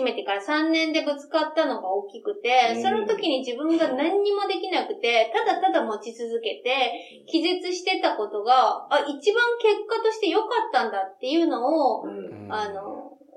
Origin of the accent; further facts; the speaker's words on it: western Japan, Japan; now in Tokyo, Japan; 私は、あの、西の方の出身なので